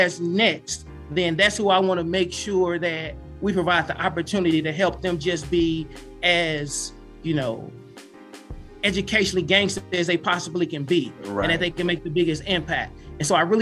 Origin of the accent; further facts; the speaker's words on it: East St. Louis, Illinois, United States; I'm born and raised in East St. Louis